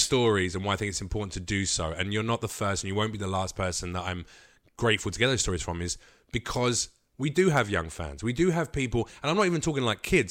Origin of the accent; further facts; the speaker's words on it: United Kingdom; now in United States; we're British